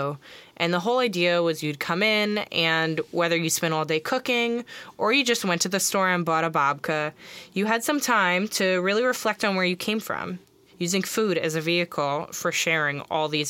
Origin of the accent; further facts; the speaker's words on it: Long Island, New York, United States; growing up on Long Island, middle school